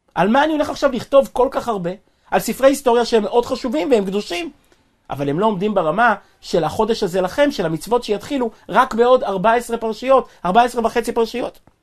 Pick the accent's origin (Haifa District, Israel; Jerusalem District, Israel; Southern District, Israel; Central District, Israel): Central District, Israel; Kfar Chabad; אני נולדתי וגדלתי בכפר חב"ד